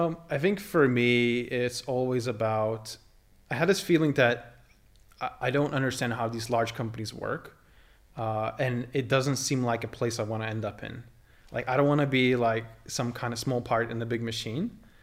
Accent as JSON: {"language": "English", "country": "Lithuania", "tie": "born or raised there", "moved": "as an adult", "said": "I grew up in Lithuania. I spent my first eighteen years, uh, the local, uh, there"}